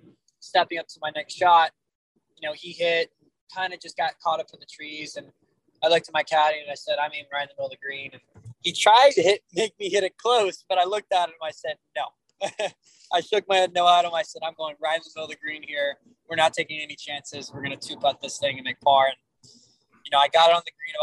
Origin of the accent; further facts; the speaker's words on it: Miami, Florida, United States; I'm from Miami